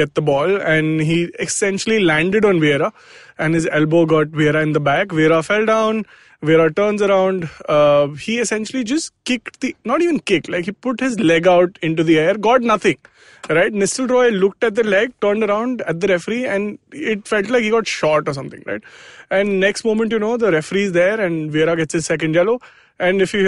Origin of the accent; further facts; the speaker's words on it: Delhi, India; now in Mumbai, India; I am from Delhi.